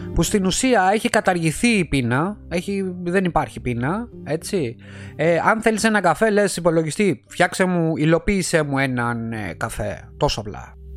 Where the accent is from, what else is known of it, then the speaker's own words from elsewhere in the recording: Alepochori, Attica, Greece; now in Italy; την πατρίδα μου στην Ελλάδα αυτό το χωριουδάκι εκεί πέρα έξω από τα Μέγαρα στην παραλία στον Κορενθιακό